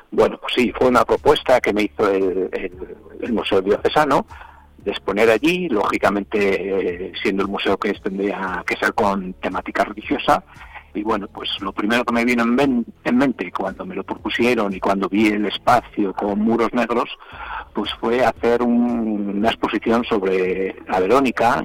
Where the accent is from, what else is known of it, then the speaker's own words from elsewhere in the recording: Zamora, Castile and León, Spain; yo sea zamorano